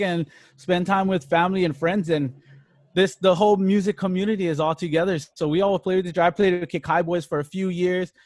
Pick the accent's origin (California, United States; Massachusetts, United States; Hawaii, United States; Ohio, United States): Hawaii, United States; Hilo; Born and raised, born and raised in Hilo, all around Hilo town